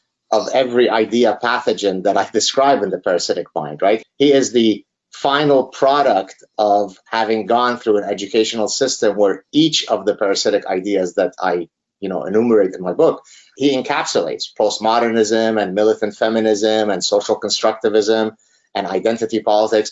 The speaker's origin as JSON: {"language": "English", "country": "Lebanon", "tie": "born or raised there", "moved": "yes", "said": "growing up in Lebanon as a part of the last Lebanese Jews that had steadfastly refused to leave Lebanon"}